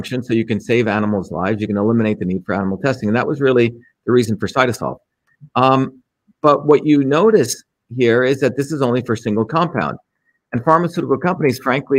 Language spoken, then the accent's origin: English; India; moved away; when I grew up in India